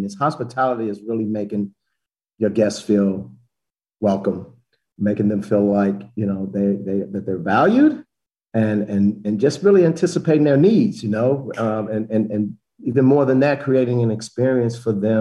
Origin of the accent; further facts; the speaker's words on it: Chicago, Illinois, United States; moved away as an adult; also born or lived in Memphis, Tennessee; I'm from Chicago originally